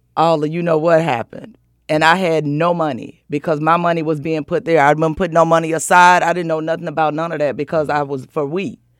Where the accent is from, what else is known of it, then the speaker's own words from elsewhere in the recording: the South, United States; I'm from the South